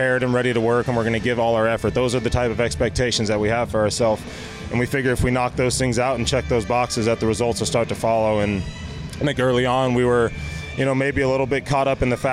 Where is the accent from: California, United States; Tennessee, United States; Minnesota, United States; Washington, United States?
California, United States; San Diego; being a kid from San Diego, playing in my hometown